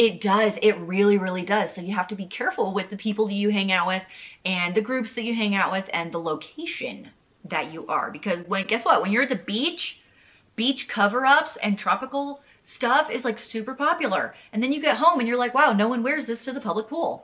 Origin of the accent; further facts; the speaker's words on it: the South, United States; I'm from the South